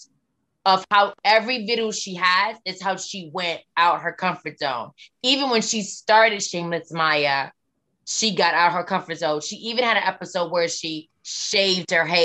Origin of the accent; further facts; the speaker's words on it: Baltimore, Maryland, United States; accent: Southern; I'm from Baltimore